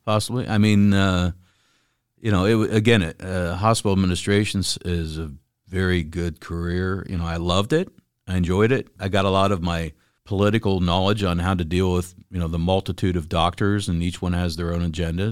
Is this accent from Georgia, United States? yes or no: no; Ohio, United States; moved away as an adult; also born or lived in Texas; now in Chattanooga, United States; I'm from Ohio